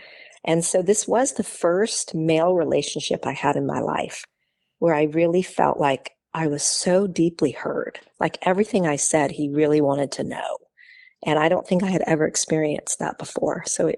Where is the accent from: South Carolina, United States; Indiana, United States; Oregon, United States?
Oregon, United States; born there; I was born in Oregon.